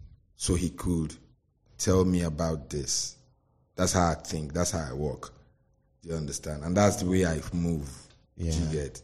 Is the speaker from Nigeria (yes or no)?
yes; Ikeja, Lagos, Nigeria; born there; I was born in Ikeja, Lagos.